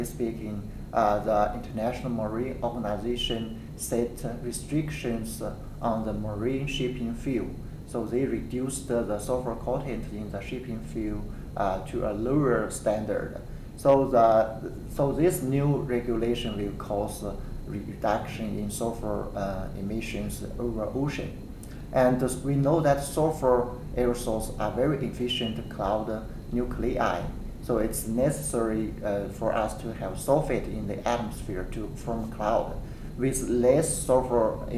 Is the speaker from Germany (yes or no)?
no; near Xi'an, Shaanxi, China; moved away as an adult; also born or lived in Lanzhou; now in Kansas, United States; I was born in a small village in the central part of China. And my hometown is not far from the city of Xi'an